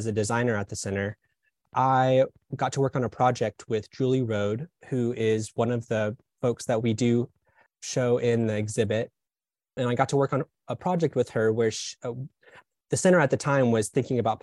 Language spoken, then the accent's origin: English; Birmingham, Alabama, United States; now in Atlanta, United States; I grew up in Birmingham, Alabama